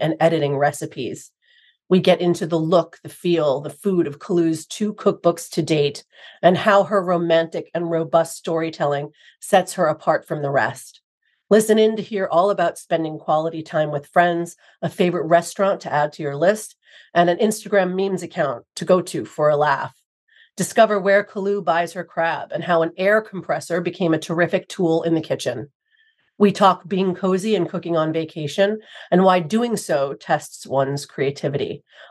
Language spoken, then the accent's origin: English; New York City, New York, United States; I'm a native New Yorker, too.